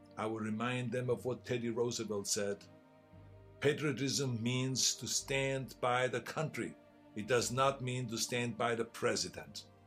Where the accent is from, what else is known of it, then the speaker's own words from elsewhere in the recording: Austria; English is a second language; now in United States; I grew up in Austria.